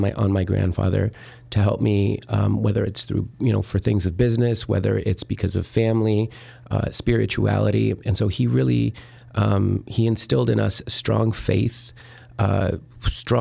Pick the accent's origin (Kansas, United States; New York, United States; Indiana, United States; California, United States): Indiana, United States; northern; also born or lived in Mexico / Miami, Florida / Rome, Italy; now in Chicago, United States; I was born in Mexico, raised in northern Indiana. I went to college in Miami, Florida, and then Rome, Italy. And I've been here in Chicago for 14 years